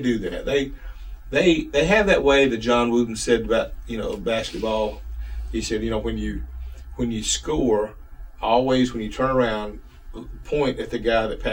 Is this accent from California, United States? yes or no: no; Columbus, Georgia, United States; I was from Columbus, Georgia